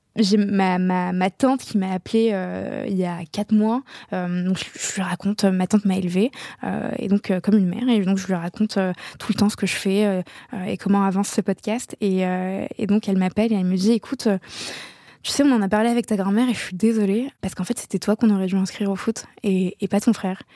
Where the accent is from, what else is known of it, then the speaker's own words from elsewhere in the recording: Casablanca, Casablanca-Settat, Morocco; moved away; j'ai grandi à Casablanca au Maroc plus belle ville du monde